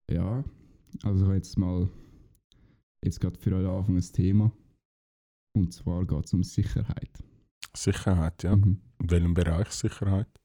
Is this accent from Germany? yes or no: no; Switzerland